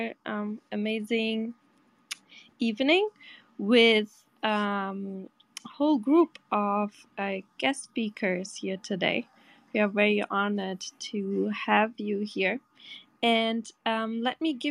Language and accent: English; Portugal; I'm from Portugal